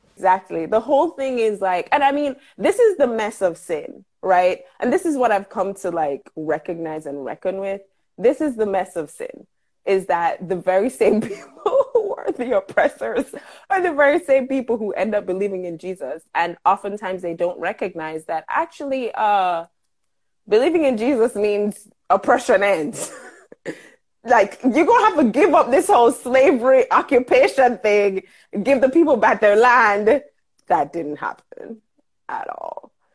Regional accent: Jamaica; I am a Jamaican living and working in Jamaica

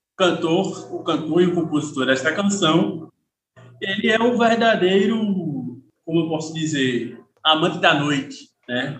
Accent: Pernambuco, Brazil; como bom pernambucano

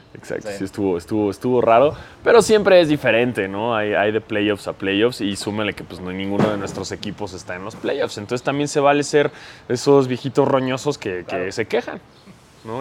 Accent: Mexico; soy blanco y soy mexicano

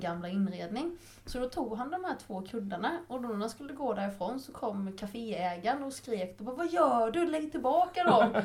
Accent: Nässjö, Jönköping County, Sweden; jag är ju uppvuxen i Nässjö

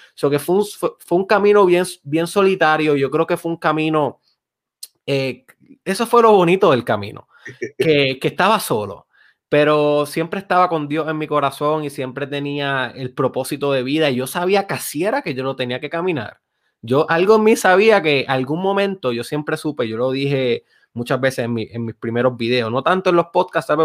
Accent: Lajas, Puerto Rico; Yo soy de Lajas.

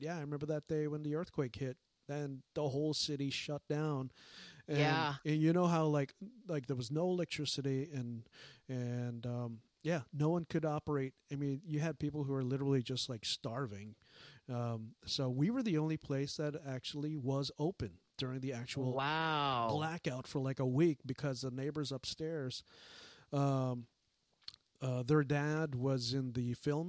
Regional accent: South San Francisco, California, United States; moved away as an adult; now in Portland, United States; growing up in Westboro

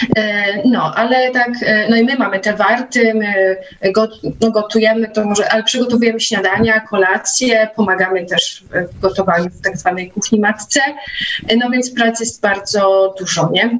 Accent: Nowy Tomyśl, Greater Poland, Poland; w Nowym Tomyślu, skąd pochodzę i gdzie mieszkam

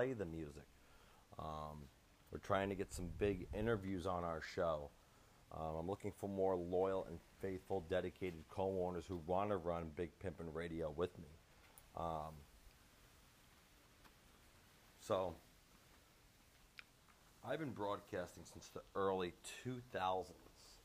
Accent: Long Island, New York, United States; now in Florida, United States; I am out of Florida, originally born and raised in New York, Long Island, but currently reside in Florida now.

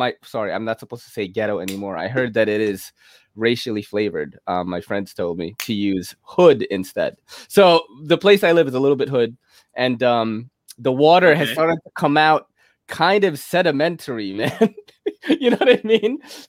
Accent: New York City, New York, United States; Yeah, I think I'm from New York City. I judge pizza.

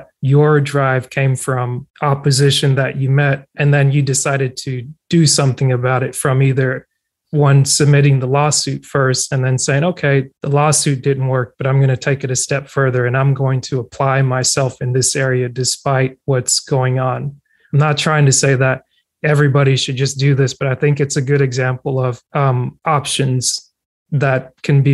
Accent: North Georgia, United States; also born or lived in Cameroon; now in South Georgia, United States; I was born in Cameroon, West Central Africa, immigrated to the States at 7. So it's like I grew up in Georgia, North Georgia. Now I live in South Georgia

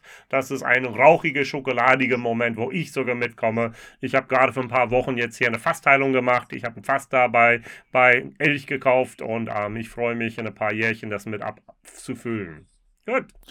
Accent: United States; now in Germany; für mich als Amerikaner

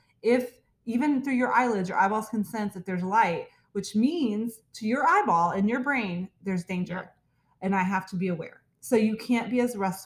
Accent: Texas, United States; I'm from Texas

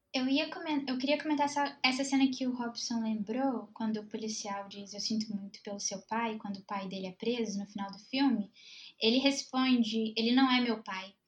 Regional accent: Belo Horizonte, Minas Gerais, Brazil; sou de BH, cultura de bar é muito forte

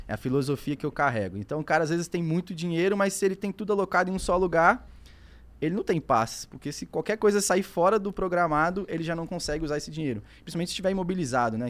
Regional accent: Espírito Santo, Brazil; Moro no Espírito Santo, né? Sou capixaba

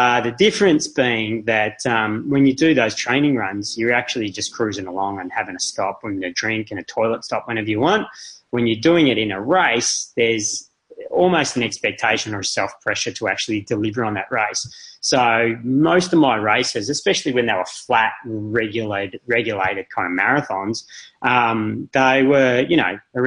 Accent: Melbourne, Victoria, Australia; I'm from Melbourne.

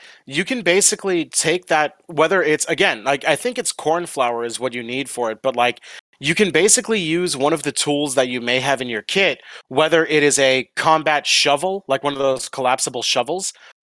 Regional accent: Georgia, United States; So there's a reason I don't have a Southern accent, even though I was born and raised in the Deep South. Like, I'm from the original fucking capital of Georgia, like the home of the South.

